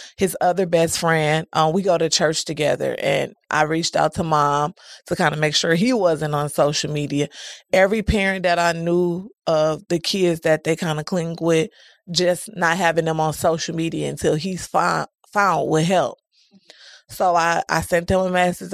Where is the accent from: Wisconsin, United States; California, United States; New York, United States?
Wisconsin, United States; Milwaukee; I'm from Milwaukee, Wisconsin, never resided anywhere else. I was raised by both of my grandmas and my mom.